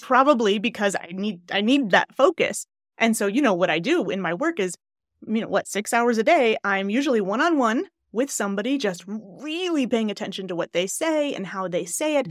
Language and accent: English; Glens Falls, New York, United States; moved away; I lived, I don't know if you know Glens Falls. Do you know Queensberry area